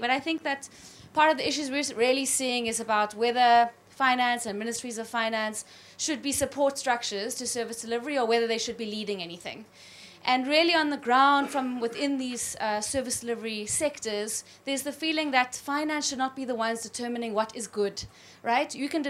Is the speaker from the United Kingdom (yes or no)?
no; South Africa; I'm from South Africa as well, Neil, and I hope you will forgive me for disagreeing with you. I'm not from the Western Cape.